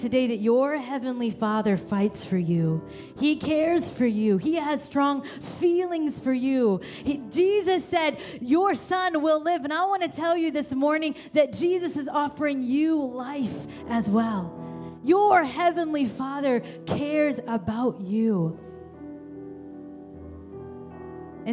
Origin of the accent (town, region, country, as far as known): Kansas, United States; born or raised there; also born or lived in India